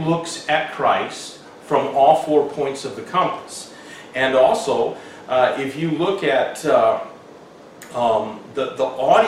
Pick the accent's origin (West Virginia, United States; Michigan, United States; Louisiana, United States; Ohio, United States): Michigan, United States; Hamilton; the house that I grew up in Hamilton, Michigan, it was actually Overijssel Township